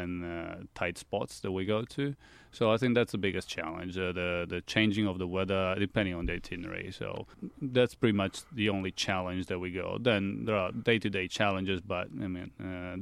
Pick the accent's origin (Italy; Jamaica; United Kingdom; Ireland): Italy; I trained in Italy. I went to school in Italy. I only spent my Christmas holidays in Australia, but I grew up in Italy.